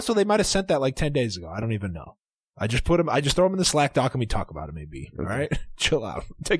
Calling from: Philadelphia, Pennsylvania, United States; Area code 215. … I'm from Philadelphia.

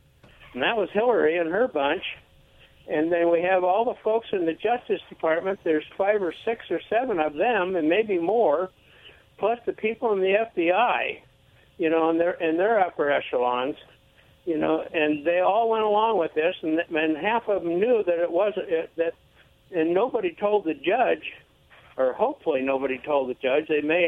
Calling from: Pasco, Washington, United States; calling from Pasco.

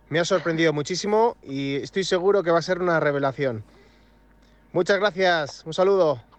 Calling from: Valladolid, Castile and León, Spain; de Valladolid.

